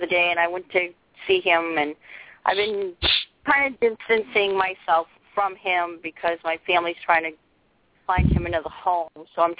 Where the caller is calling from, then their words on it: Maine, United States; I'm calling from Maine.